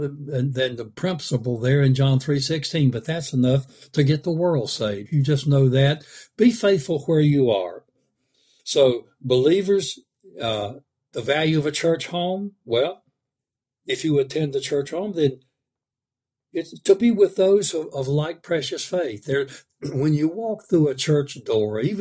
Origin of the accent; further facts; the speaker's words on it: the South, United States; I'm kind of from the South